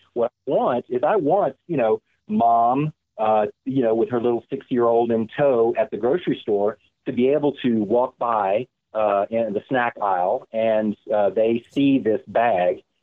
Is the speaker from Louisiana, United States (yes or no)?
yes; Louisiana, United States; now in San Francisco Bay Area, United States; I'm from Louisiana